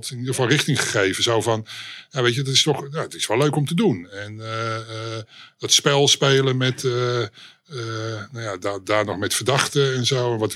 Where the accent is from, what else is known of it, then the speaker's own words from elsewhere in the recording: Amsterdam, North Holland, Netherlands; Ja, ik, ehm, ik ben eh, eh, oorspronkelijk Amsterdammer.